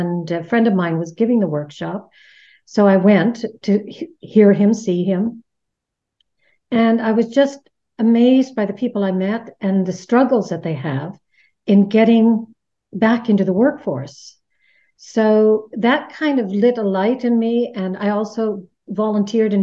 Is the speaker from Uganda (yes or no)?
no; Canada; moved away as an adult; now in Netherlands; I'm Canadian, living here in the Netherlands for 30 years now this year.